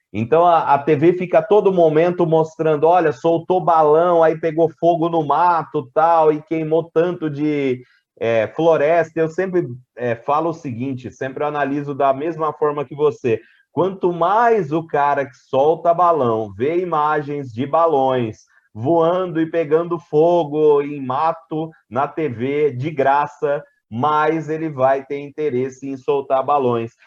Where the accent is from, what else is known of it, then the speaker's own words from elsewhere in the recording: interior of São Paulo, Brazil; accent: Brazilian; Eu estava na minha cidade natal, que é no interior de São Paulo, era uma criança voltando da escola